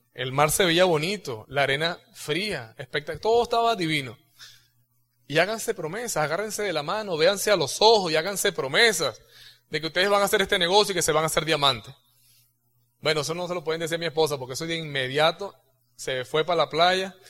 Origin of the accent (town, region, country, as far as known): Venezuela